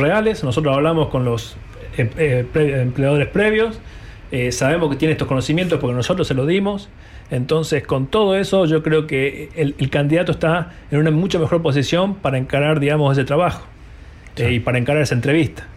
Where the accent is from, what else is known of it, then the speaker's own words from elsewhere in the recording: Salta, Argentina; moved away as an adult; now in New Zealand; yo soy salteño, tuve la suerte de conocer poetas muy, muy este, de mucho renombre, muchos poetas famosos allá de Salta